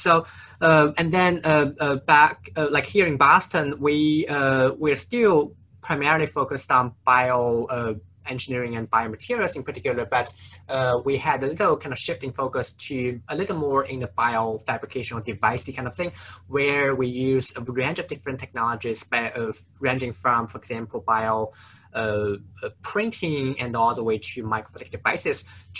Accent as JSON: {"language": "English", "town": "Nanjing", "region": "Jiangsu", "country": "China", "tie": "born or raised there", "also_born_or_lived": "St. Louis, United States / Atlanta, United States", "moved": "as an adult", "said": "so I grew up in China, actually a city called Nanjing"}